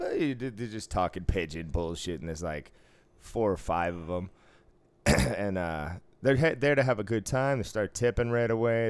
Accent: East Coast, United States; moved away; growing up on the East Coast

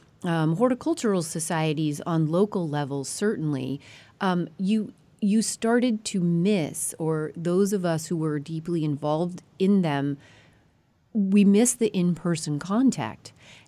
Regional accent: Colorado, United States; moved away; Colorado is my home state.

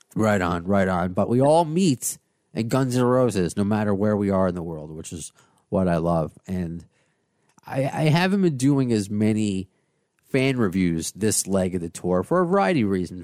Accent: United States; the American

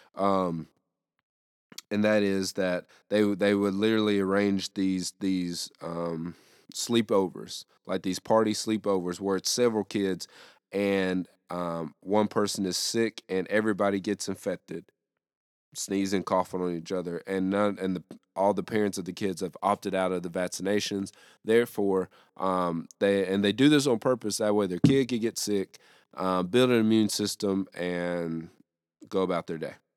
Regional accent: the South, United States; here in the South

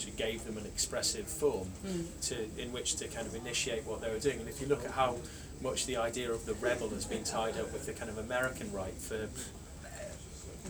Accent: Darlington, North East England, United Kingdom; my hometown, Darlington

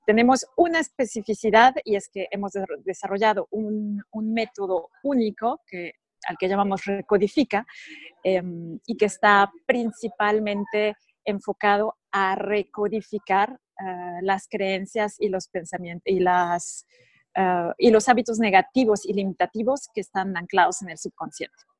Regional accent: Mexico; moved away as an adult; also born or lived in Monaco; now in Switzerland; yo soy mexicana, nací y crecí en México.

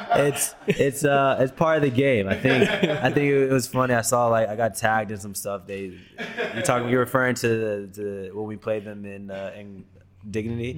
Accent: Texas, United States; moved away; I grew up in Texas where American football was huge

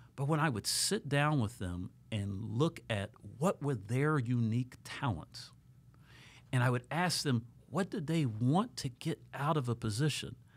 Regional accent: Columbus, Ohio, United States; moved away as an adult; now in South Florida, United States; I'm originally from Columbus, Ohio

